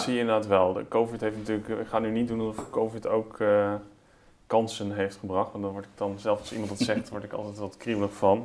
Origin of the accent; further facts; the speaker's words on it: Netherlands; wij als Nederlanders